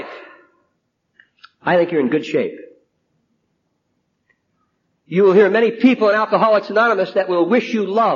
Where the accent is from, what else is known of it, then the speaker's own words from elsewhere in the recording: New Jersey, United States; now in Pasadena, United States; I'm from New Jersey